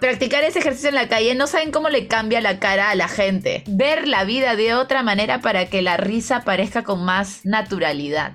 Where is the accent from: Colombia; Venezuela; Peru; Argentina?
Peru; now in Mexico; yo no soy de la sierra, pero sí le tengo mucho amor a mi patria. Y es más, soy la peruana que no parece peruana